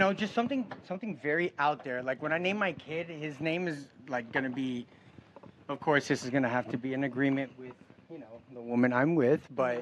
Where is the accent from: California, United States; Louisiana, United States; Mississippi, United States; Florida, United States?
Florida, United States; Miami; also born or lived in Kentucky; I'm born in Miami. I said from Kentucky, but I'm born in Miami